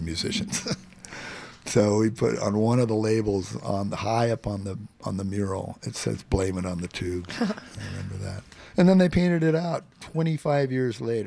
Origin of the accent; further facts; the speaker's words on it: Phoenix, Arizona, United States; moved away as an adult; now in San Francisco, United States; I grew up in Phoenix, Arizona